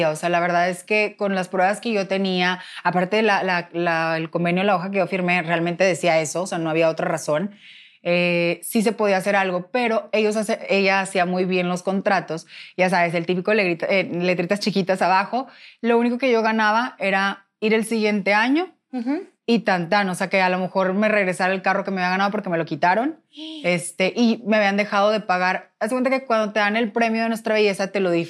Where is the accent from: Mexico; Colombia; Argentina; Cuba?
Mexico; Monterrey, Nuevo León; Entonces, pues yo, como buena regia, yo dije, no, yo no me voy a poner a rogar a nadie.